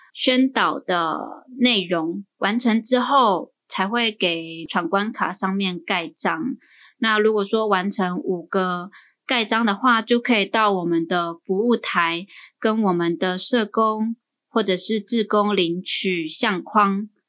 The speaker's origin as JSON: {"language": "Chinese", "town": "Hualien", "region": "Hualien County", "country": "Taiwan", "said": "我自己是花莲人，原住民"}